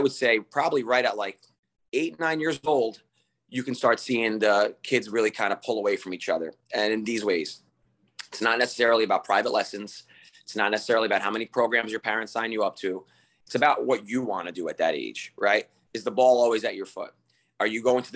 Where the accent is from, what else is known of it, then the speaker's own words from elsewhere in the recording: Harrison, New Jersey, United States; also born or lived in Brazil; I played soccer growing up in Harrison